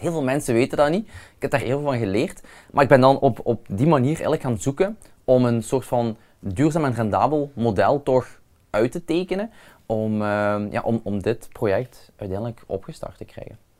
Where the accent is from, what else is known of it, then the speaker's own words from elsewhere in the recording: Limburg, Flanders, Belgium; bij ons in Limburg